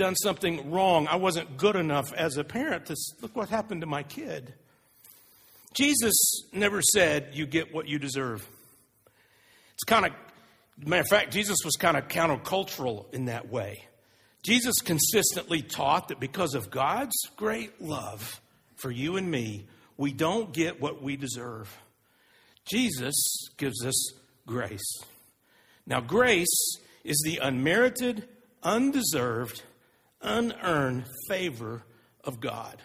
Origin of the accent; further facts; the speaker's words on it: Texas, United States; I'm from Texas, so I played football for 7 or 8 years as a elementary, junior high, and high school